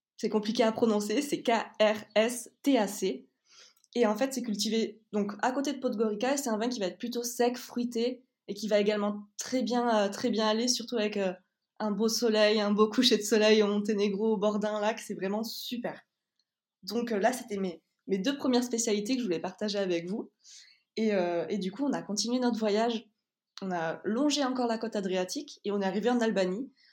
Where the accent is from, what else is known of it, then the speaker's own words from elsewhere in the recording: Toulouse, Occitania, France; on est de Toulouse